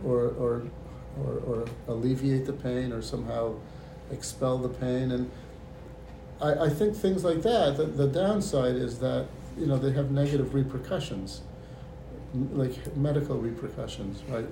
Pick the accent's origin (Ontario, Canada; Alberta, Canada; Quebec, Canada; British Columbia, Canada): Ontario, Canada; Toronto; moved away as an adult; also born or lived in Israel; now in United States; I was born and raised in Toronto, Canada